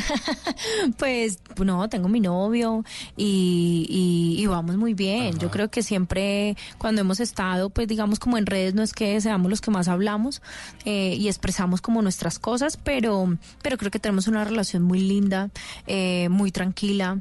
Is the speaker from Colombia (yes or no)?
yes; Paisa, Antioquia, Colombia; yo soy muy paisa